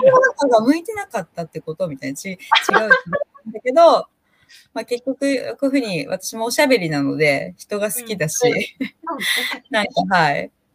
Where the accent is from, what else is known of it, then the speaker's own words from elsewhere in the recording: Minamiuonuma, Niigata, Japan; 生まれも育ちも、この南魚沼市六日町という、はい、ところです。